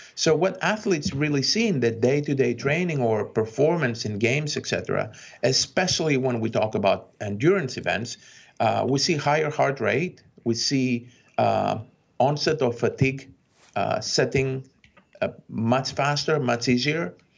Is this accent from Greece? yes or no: yes; Greece; now in United States; when I was growing up in Greece